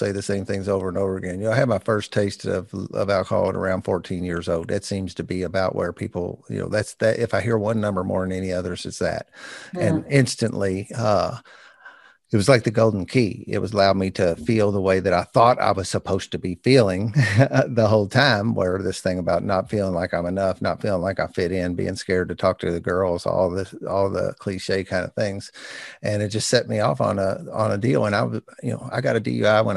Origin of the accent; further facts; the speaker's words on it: New Albany, Indiana, United States; New Albany, Indiana, my hometown